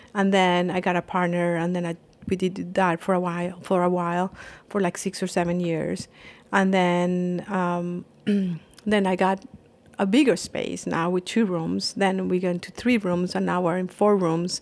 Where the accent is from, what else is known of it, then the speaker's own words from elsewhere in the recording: Colombia; moved away; I am from Colombia and I was studying computer science